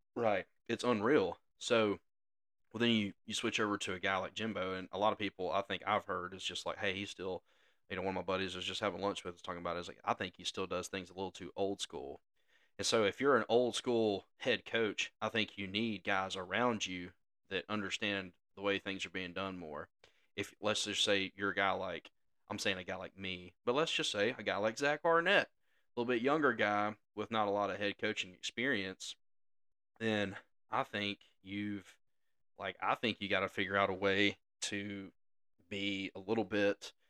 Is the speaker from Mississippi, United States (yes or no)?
yes; Mississippi, United States; we grew up in Mississippi